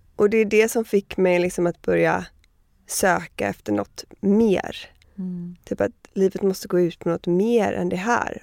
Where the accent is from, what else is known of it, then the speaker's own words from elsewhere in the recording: Miami, Florida, United States; moved away; also born or lived in Connecticut / New York / Sweden; men jag flyttade först till eh, Connecticut och sen till Miami, så största delen av min uppväxt är i Miami.